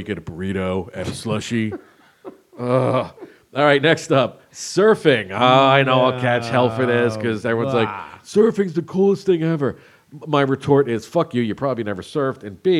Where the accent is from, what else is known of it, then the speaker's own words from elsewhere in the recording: Jersey Shore, New Jersey, United States; I grew up on the Jersey Shore